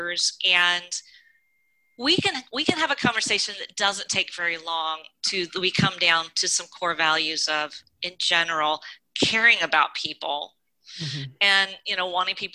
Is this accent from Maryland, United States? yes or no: no; Georgia, United States; my background, I grew up in Georgia.